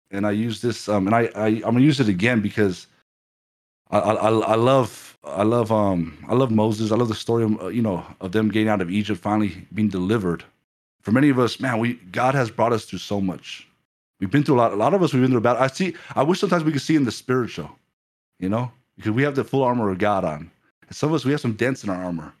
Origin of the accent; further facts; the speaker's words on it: Ireland; when I was growing up in Ireland